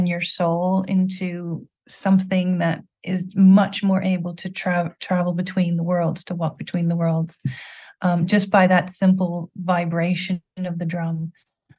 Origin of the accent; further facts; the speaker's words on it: Quebec, Canada; now in England, United Kingdom; Where I grew up in Quebec, we had the frogs singing in the valley behind our house